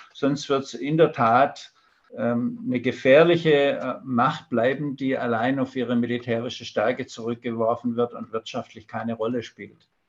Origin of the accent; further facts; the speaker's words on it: Germany; bei uns in Deutschland